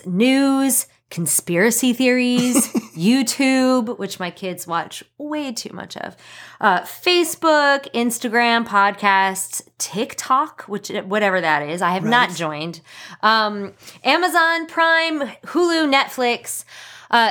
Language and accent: English; New York, United States; moved away as an adult; also born or lived in South Carolina; now in Myrtle Beach, United States; I was born and raised in New York